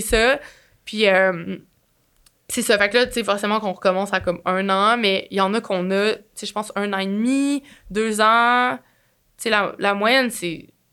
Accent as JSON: {"language": "French", "region": "Quebec", "country": "Canada", "accent": "Québécois", "said": "mon accent cassé québécois"}